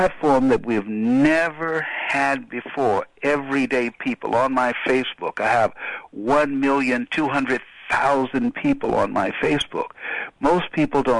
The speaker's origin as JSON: {"language": "English", "town": "Miami", "region": "Florida", "country": "United States", "said": "I'm from Liberty City"}